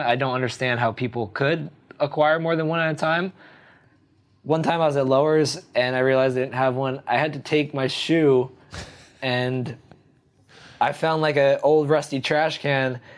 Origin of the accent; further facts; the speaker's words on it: New Jersey, United States; now in France; I grew up in New Jersey